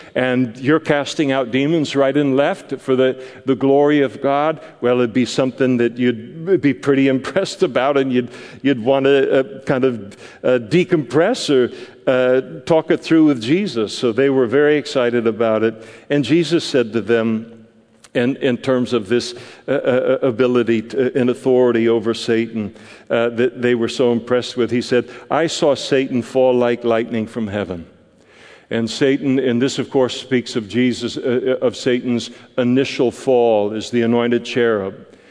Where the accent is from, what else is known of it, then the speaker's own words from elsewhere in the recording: United States; as an American Christian